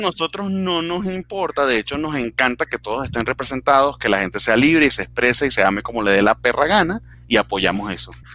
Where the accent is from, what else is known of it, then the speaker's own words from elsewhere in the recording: Venezuela; now in Mexico; vengo de Venezuela donde no existe un carajo